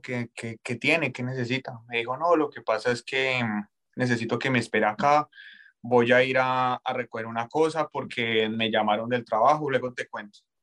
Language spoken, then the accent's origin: Spanish; Colombia; moved away as an adult